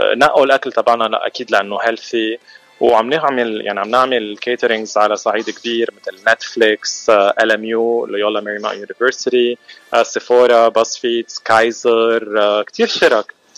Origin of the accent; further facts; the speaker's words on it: Lebanon; moved away as an adult; now in Los Angeles, United States; نحن اكيد من لبنان من مجغره من ضيعه اسمها اكشلي